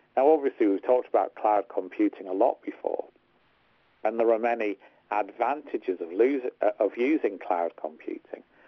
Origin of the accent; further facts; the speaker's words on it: Hartlepool, North East England, United Kingdom; I'm from Hartlepool, not Liverpool